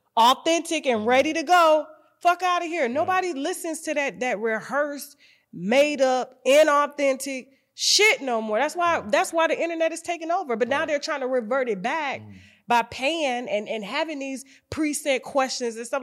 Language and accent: English; Panama City, Florida, United States; growing up in Panama City, Florida